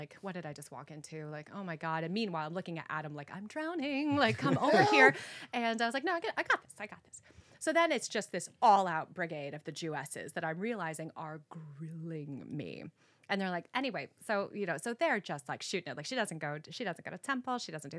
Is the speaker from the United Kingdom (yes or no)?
no; Costa Rica; I grew up in Central America. So then there's that where you're like, okay, well, you're now too everything for, you know, to be Costa Rican.